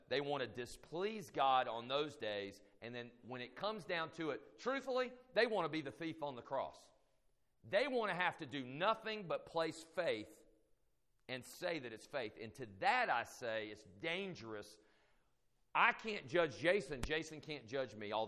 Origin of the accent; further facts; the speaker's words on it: United States; as American citizens